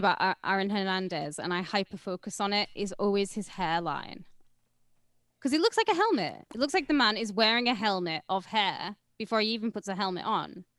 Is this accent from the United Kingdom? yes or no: yes; United Kingdom; I'm British